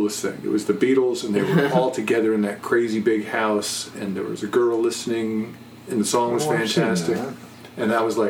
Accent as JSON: {"language": "English", "region": "New Jersey", "country": "United States", "tie": "born or raised there", "said": "I was born in New Jersey, probably about the time that Tommy was in New Jersey."}